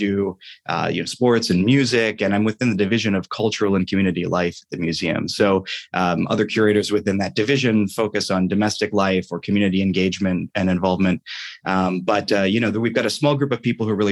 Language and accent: English; Columbus, Ohio, United States; moved away as an adult; also born or lived in Williamsburg, Virginia; I grew up in Columbus, Ohio